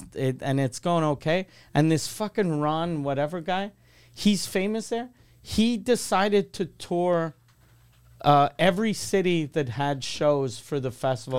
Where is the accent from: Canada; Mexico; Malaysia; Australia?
Canada; Quebec City, Quebec; moved away; I'm from Quebec City.